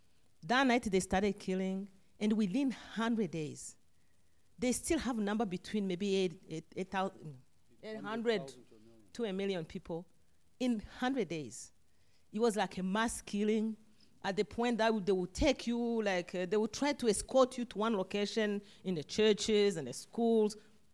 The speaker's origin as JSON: {"language": "English", "country": "Rwanda", "tie": "born or raised there", "moved": "as an adult", "said": "I was born and raised in Rwanda"}